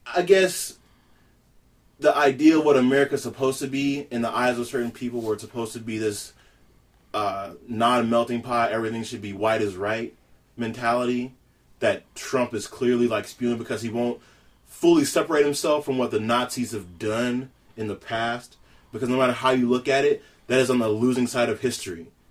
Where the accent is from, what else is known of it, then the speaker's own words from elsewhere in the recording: Louisiana, United States; I am born and raised in Louisiana, the boot.